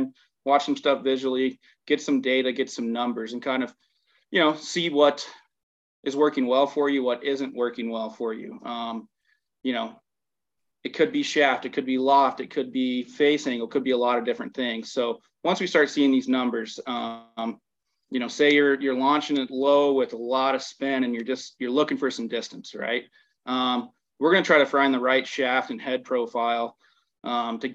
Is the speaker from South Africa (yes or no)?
no; the South, United States; also born or lived in Minnesota; I'm being from the South